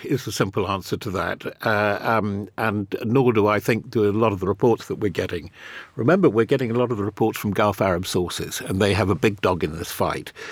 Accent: United Kingdom; even as a Brit

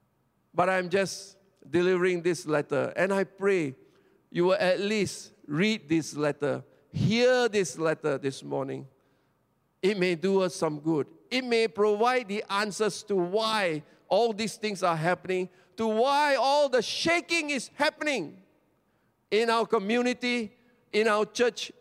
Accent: Petaling Jaya, Selangor, Malaysia; I come from Petaling Jaya, SS2.

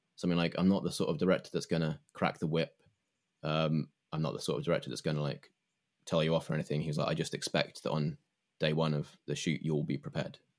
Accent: England, United Kingdom; I grew up um, as an English person

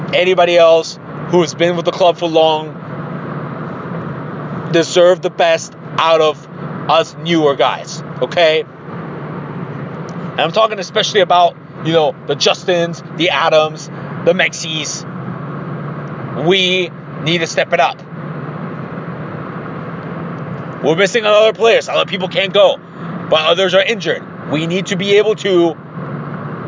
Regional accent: Tijuana, Baja California, Mexico; now in Columbus, United States; my hometown in Tijuana

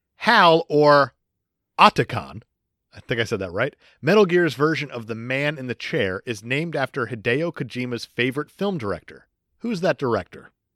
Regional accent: New Jersey, United States; I'm from Jersey

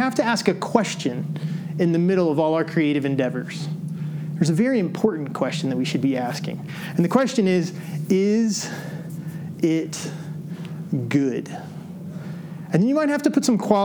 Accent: Decatur, Illinois, United States; as a kid, I grew up in Decatur, Illinois.

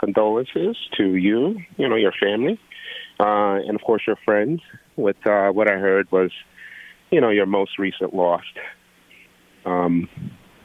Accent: Georgetown, Guyana; I'm from Guyana. No, of course, I was received in Georgetown, Guyana

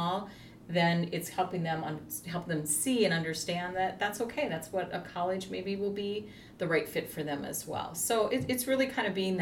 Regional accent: South Dakota, United States; I'm from South Dakota

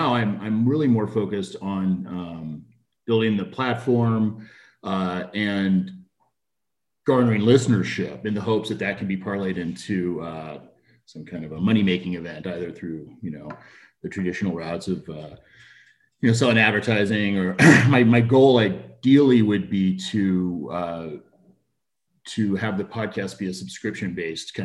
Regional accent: Arizona, United States; moved away as an adult; now in Montana, United States; I'm from Arizona. I moved up to Montana with my family about a year ago.

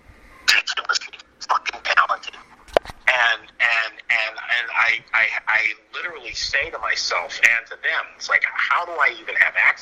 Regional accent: Philadelphia, Pennsylvania, United States; I'm not a New Yorker, but I was born in Philly.

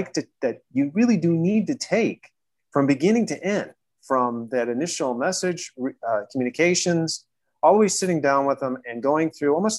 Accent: Chicago, Illinois, United States; I was born and raised in Chicago

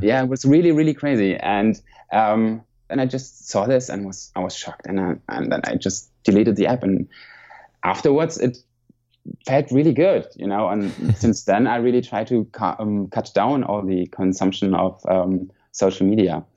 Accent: Mainz, Rhineland-Palatinate, Germany; English is a second language; moved away as an adult; now in Hamburg, Germany; I grew up in Mainz, which is more in the south of uh, Germany, next to Frankfurt.

